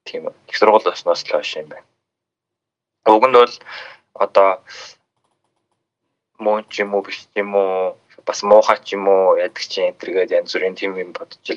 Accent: Xilingol League, West Sonid Banner, Inner Mongolia, China; Би Өвөр Монгол нутагтай. Өвөр Монголын Хилийн гол аймгийн Баруун сүнд шугаар нутагтай. Тэгээд аа би одоо өнөө жил 24-тэй.

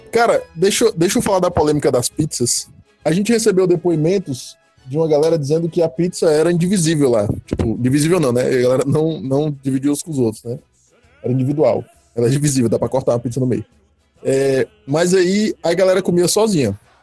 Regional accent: Fortaleza, Ceará, Brazil; Eu sou da Jardim América

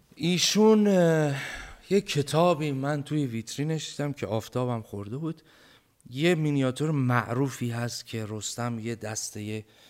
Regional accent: Bam, Kerman Province, Iran; moved away; ما یه غذایی داریم توی بم

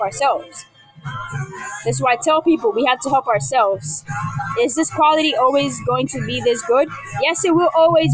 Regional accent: New York City, New York, United States; I am from New York. I am from the BX, the Bronx

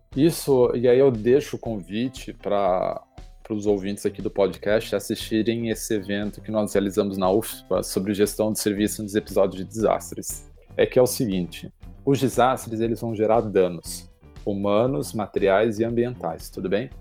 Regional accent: São Paulo, Brazil; also born or lived in Rio Grande do Sul; now in Porto Alegre, Brazil; eu sou de São Paulo

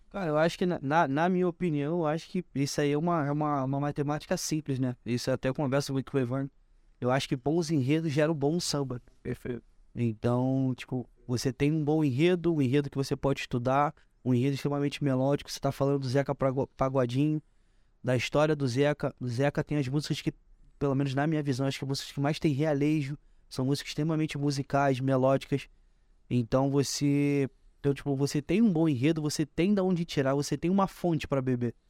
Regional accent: Duque de Caxias, Rio de Janeiro, Brazil; eu fui nascido e criado aqui na Grande Rio, é minha escola, meu pai foi mestre aqui

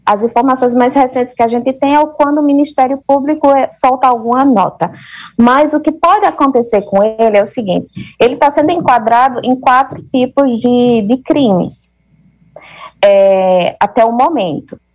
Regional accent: Campina Grande, Paraíba, Brazil; moved away as an adult; now in Egypt; Eu sou de Campina Grande, na Paraíba

